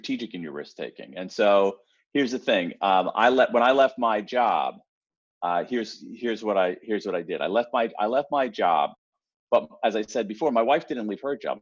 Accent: Columbus, Ohio, United States; I grew up in Columbus, Ohio, the home of the Ohio State University.

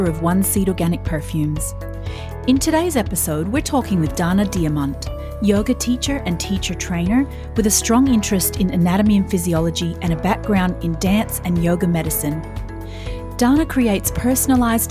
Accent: Vancouver, British Columbia, Canada; moved away; I'm from Vancouver originally

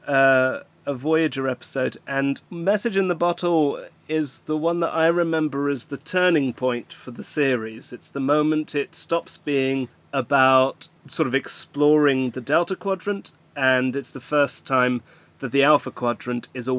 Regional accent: Flanders, Belgium; moved away; I grew up in Belgium, and I would have grown up watching Star Trek on Flemish TV

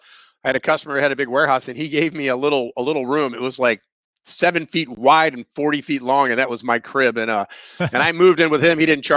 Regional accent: Missouri, United States; We're from Missouri. You know, show me, I want to show you.

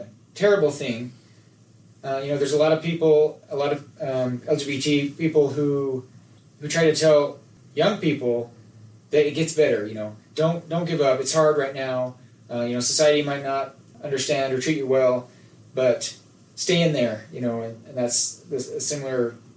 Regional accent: Nephi, Utah, United States; Nephi's a great place to live. I'm glad that I grew up there.

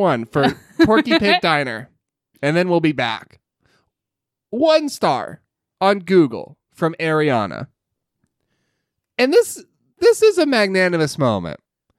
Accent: Bowling Green, Kentucky, United States; moved away as an adult; also born or lived in Fort Knox / Utah; I was born in the Fort Knox, Kentucky Post Hospital. {S1} Cool. {S0} I grew up in Bowling Green, graduated from BGHS, went to Western for a short while, and left Kentucky in March of 1963.

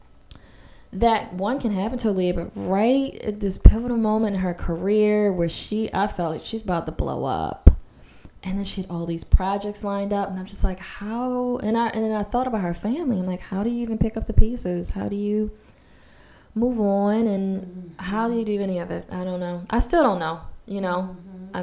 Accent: Baltimore, Maryland, United States; I grew up in Baltimore hood

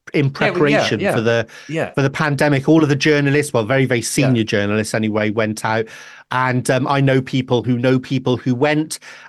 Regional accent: Devon, South West England, United Kingdom; now in Wales, United Kingdom; I grew up in Devon.

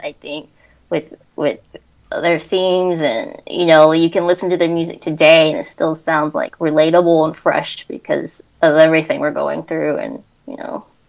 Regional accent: Dayton, Ohio, United States; moved away as an adult; also born or lived in Centerville, Ohio / Los Angeles; now in Chicago, United States; I grew up in Dayton, Ohio

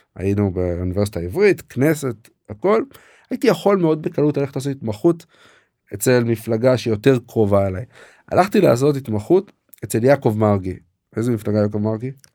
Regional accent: Katzrin, Northern District, Israel; moved away as an adult; also born or lived in Jerusalem / Canada / Cambridge, Massachusetts; גדלתי בקצרין, אה, ברמת הגולן

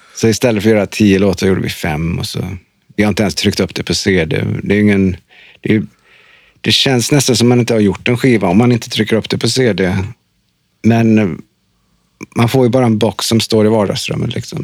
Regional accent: Trollhättan, Västra Götaland, Sweden; moved away; jag är från Trollhättan

